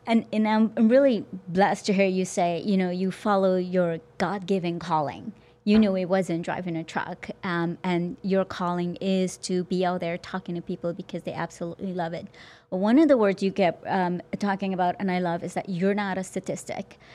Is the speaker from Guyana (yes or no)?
yes; Guyana; moved away; also born or lived in New York City / New Jersey; I'm from Guyana